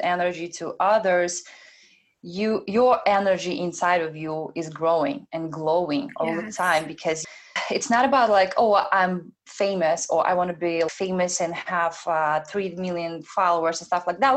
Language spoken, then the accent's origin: English; Belarus; moved away; I'm an immigrant as well. I was born in Belarus. I came here alone without any friends or parents